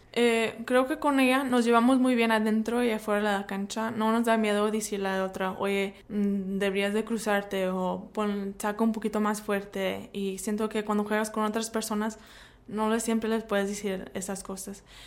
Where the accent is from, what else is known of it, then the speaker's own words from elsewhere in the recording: United States; crecí en los Estados Unidos